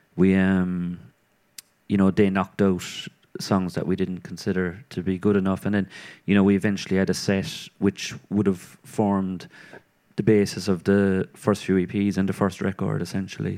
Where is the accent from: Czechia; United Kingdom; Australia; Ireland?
Ireland; Cork, Munster; born or raised there